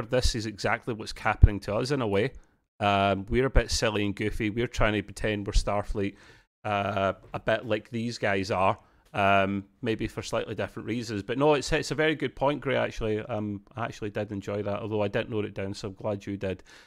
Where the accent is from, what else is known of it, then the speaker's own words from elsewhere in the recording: Scotland, United Kingdom; as a Scotsman myself